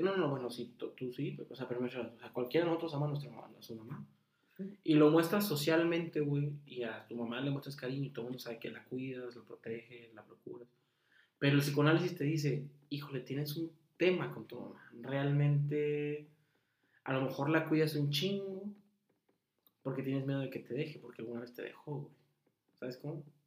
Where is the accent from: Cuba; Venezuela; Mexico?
Mexico; northern Mexico; en el norte, o sea, somos norteños